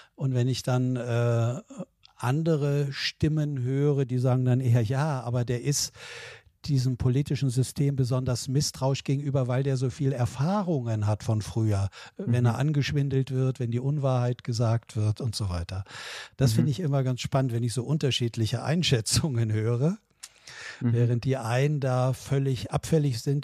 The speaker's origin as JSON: {"language": "German", "region": "Southern Lower Saxony", "country": "Germany", "tie": "born or raised there", "said": "ich bin ja so klassischer Wessi äh, hier groß geworden"}